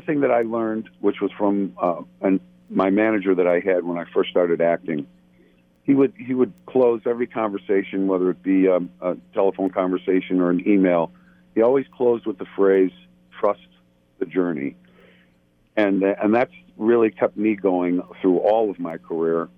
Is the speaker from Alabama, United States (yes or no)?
no; Buffalo, New York, United States; moved away as an adult; now in Los Angeles, United States; I live in Los Angeles. Um, I'm originally from Buffalo, New York, uh, but I moved out here